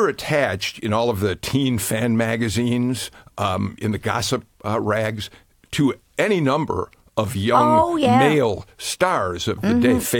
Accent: Skokie, Illinois, United States; I grew up in Skokie, Illinois, a suburb of Chicago.

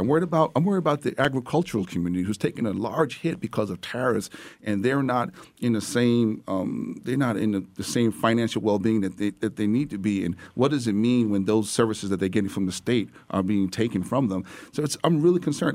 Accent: New York, United States; as a New Yorker

